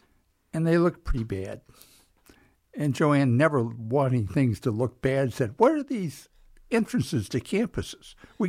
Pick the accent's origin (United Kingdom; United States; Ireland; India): United States; Lowell, Michigan; Well, of course, it was a farm in West Michigan, dairy and fruit farm. And we were tied into Michigan State.